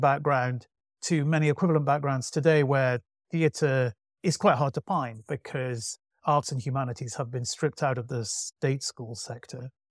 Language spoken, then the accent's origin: English; Manchester, North West England, United Kingdom; I grew up in Manchester